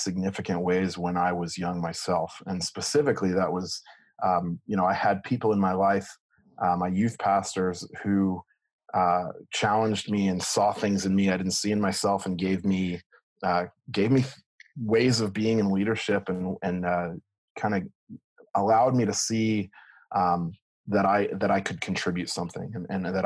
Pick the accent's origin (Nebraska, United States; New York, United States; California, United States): California, United States; Ramona; now in Toms River, United States; I tell people it's San Diego until I find out they're also from San Diego, and then I have to clarify I'm from Ramona